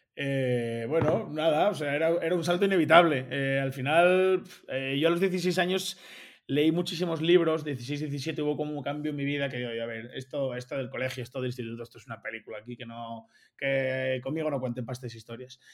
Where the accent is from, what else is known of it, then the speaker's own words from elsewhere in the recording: Oviedo, Asturias, Spain; now in Andorra; yo soy asturiano, de, Oviedo concretamente